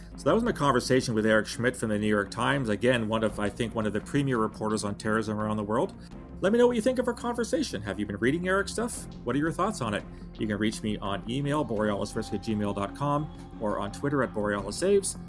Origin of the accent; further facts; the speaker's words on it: Canada; speaking as a Canadian